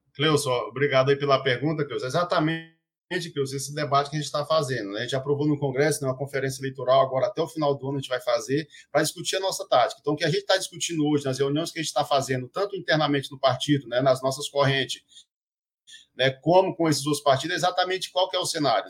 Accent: Maranhão, Brazil; moved away as an adult; also born or lived in Brasília; eu cheguei no Maranhão de volta em dois mil e quinze, né, que eu sou maranhense

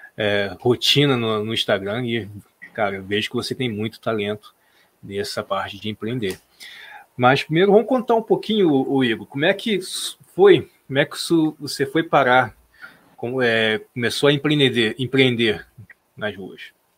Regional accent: Nova Iguaçu, Rio de Janeiro, Brazil; Nós também somos do Rio, né? Eu sou aqui de Nova Iguaçu

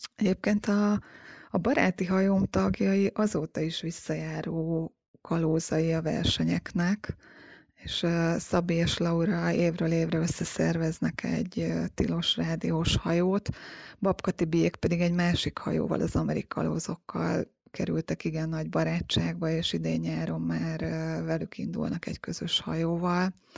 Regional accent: Hungary; Én a Balatonon nőttem fel

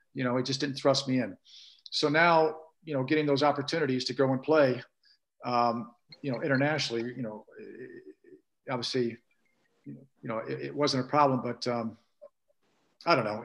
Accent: St. Louis, Missouri, United States; moved away; Growing up in St. Louis

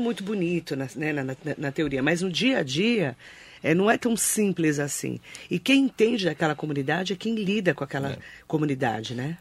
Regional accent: Suzano, São Paulo, Brazil; Eu que sou de Suzano, imagina, meu pai estudou no Raul Brasil

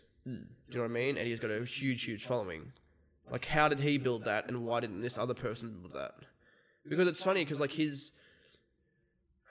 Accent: Australia; we're Australian.

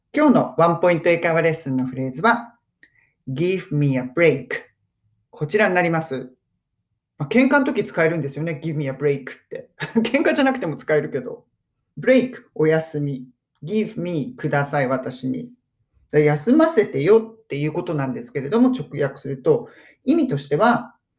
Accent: Japan; 私だったら日本人

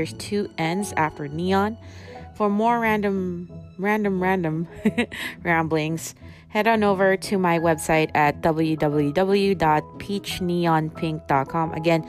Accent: Philippines; now in California, United States; I am a person living in California, very close to LA, very close to Hollywood. So ever since I immigrated here from the Philippines, I have been like one of those people that's been fascinated by Hollywood

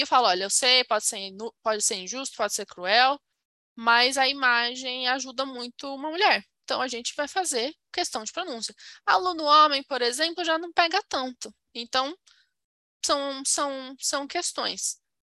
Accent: Brazil; eu sou brasileira

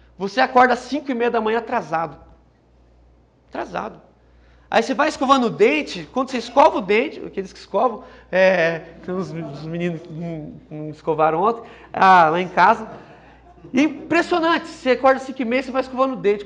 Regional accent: São José do Rio Preto, São Paulo, Brazil; eu sou de São José do Rio Preto

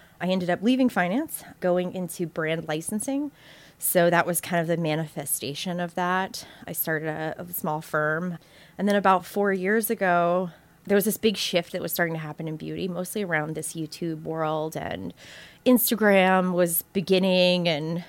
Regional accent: Southeast, United States; now in New York, United States; So I am from the South and sort of between Savannah, Georgia and South Florida. So I have this kind of weird mishmash of upbringing, like just Southeast upbringing.

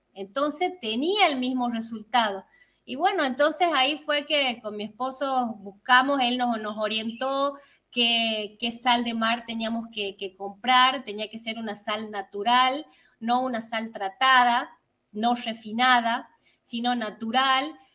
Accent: San Miguel de Tucumán, Tucumán, Argentina; vivimos al norte, somos de Tucumán, San Miguel de Tucumán.

